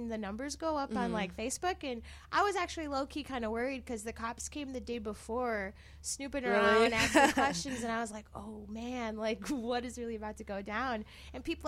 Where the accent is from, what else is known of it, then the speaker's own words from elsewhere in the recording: Milwaukee, Wisconsin, United States; moved away as an adult; also born or lived in California; now in Chicago, United States; I'm from Milwaukee, actually, originally